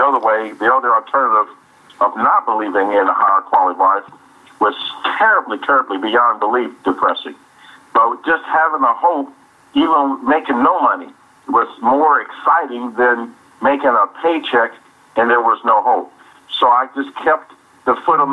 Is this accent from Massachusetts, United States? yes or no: no; Indianapolis, Indiana, United States; I was born and raised here in Indianapolis, Indiana